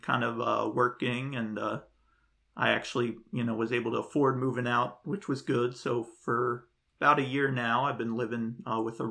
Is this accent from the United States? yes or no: yes; Bridgewater, New Jersey, United States; I grew up in Bridgewater, which is like north central New Jersey